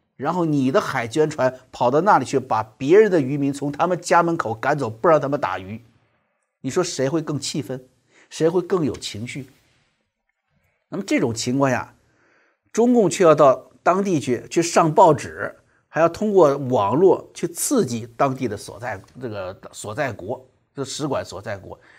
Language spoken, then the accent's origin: Chinese; China